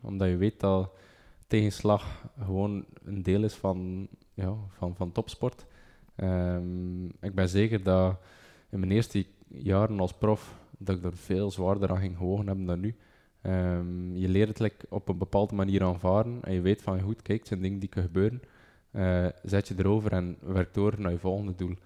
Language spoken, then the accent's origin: Dutch; Bruges, Flanders, Belgium; ik van Brugge ben